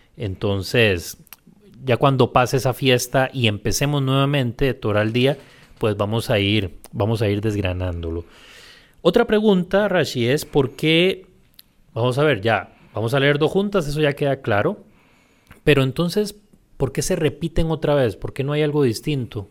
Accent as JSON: {"language": "Spanish", "region": "Puntarenas", "country": "Costa Rica", "moved": "yes", "lives_now": "San José, Costa Rica", "said": "yo que soy de Punta Arenas, pese a que soy del puerto"}